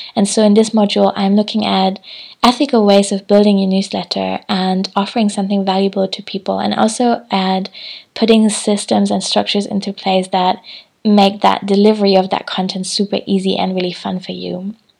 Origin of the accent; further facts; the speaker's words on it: Hamburg, Germany; moved away; I'm in Hamburg at the moment, which is my hometown